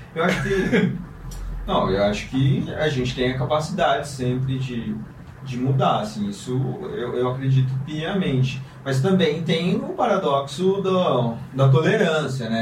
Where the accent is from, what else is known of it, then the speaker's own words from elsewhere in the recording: Londrina, Paraná, Brazil; moved away; sou de Londrina, interior do Paraná, uma cidade bem pequena, super provinciana